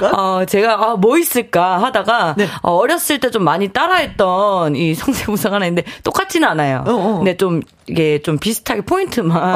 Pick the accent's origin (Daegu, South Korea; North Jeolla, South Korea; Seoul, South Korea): Daegu, South Korea; accent: Gyeongsang dialect; 저도 대구 출신이다 보니까 경상도 사투리가 있어요.